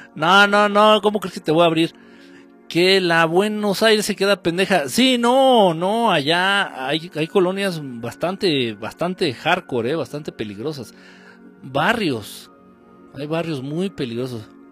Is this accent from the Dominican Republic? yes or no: no; Mexico